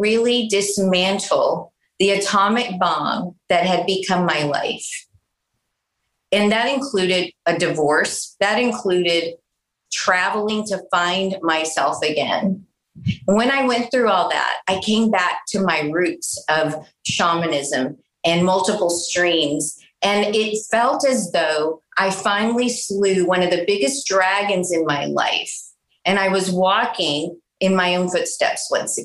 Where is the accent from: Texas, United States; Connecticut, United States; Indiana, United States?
Texas, United States; San Antonio; I grew up in South Texas, in San Antonio, native San Antonian